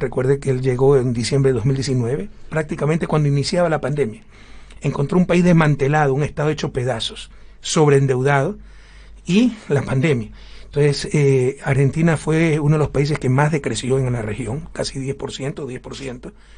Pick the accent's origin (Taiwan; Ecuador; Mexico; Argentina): Ecuador